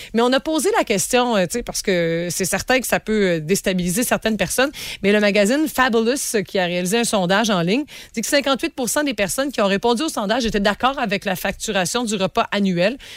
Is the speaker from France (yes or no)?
no; Rimouski, Quebec, Canada; Chez nous, à Rimouski